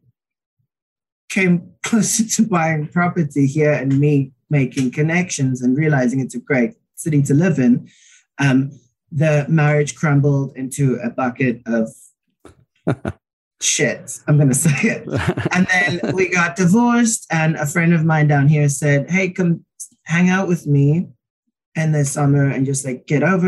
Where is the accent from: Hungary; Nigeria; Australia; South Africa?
South Africa; also born or lived in New York City; now in United States; I moved from South Africa